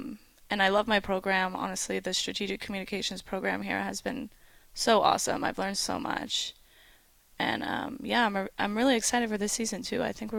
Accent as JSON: {"language": "English", "town": "Camarillo", "region": "California", "country": "United States", "also_born_or_lived": "Monterey Bay, California", "moved": "as an adult", "lives_now": "Honolulu, United States", "said": "I'm from Camarillo, which is kind of right in between Santa Barbara and LA. I did my undergrad at Cal State Monterey Bay"}